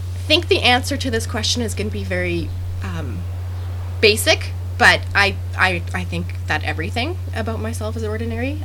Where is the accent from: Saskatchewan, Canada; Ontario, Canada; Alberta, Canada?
Alberta, Canada; Calgary; I am from Canada. So my husband and I are both from Calgary, Alberta